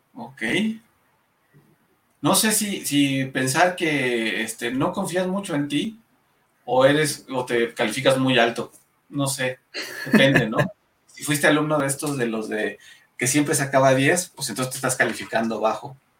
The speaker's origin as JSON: {"language": "Spanish", "country": "Mexico", "said": "Somos mexicanos"}